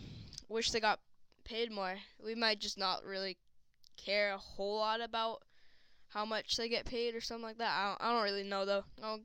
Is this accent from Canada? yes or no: yes; Canada; also born or lived in British Columbia; I'm a Canadian.